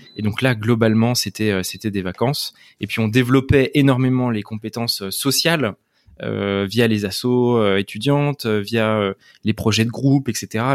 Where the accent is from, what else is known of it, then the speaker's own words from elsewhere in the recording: Le Chesnay, Île-de-France, France; Je suis né au Chénet, dans les Yvelines